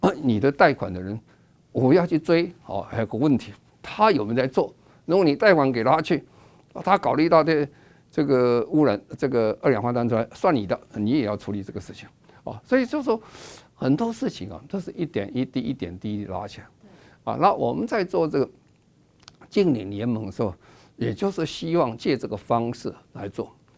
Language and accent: Chinese; Taiwan; 我们台湾话